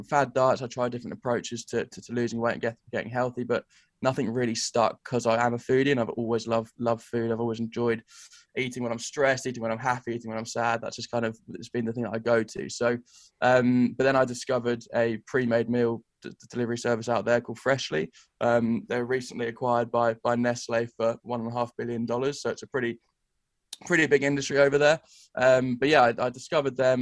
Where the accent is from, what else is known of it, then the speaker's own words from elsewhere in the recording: England, United Kingdom; moved away as an adult; as an English bloke